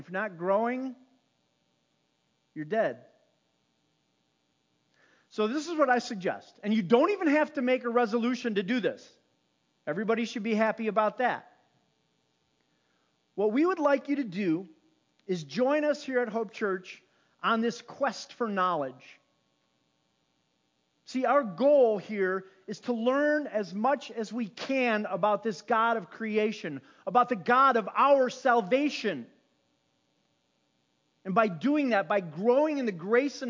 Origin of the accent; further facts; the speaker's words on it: South Holland, Illinois, United States; growing up in South Holland across from McKinley School.